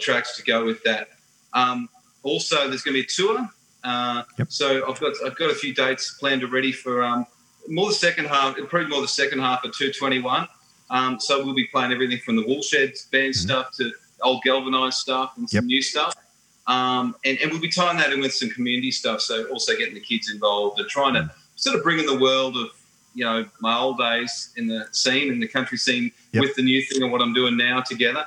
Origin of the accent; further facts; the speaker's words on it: Tara, Queensland, Australia; moved away; going back to my hometown and getting to work with the school where I went to school